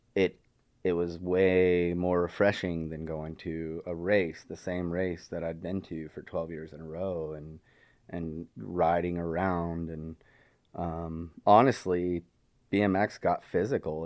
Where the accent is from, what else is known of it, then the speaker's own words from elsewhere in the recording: Wichita, Kansas, United States; moved away; also born or lived in Texas; I was eleven, kinda locally in the Wichita, Kansas area. Um, and it took all of a half of a year for my parents to get behind me, start a B M X track in my hometown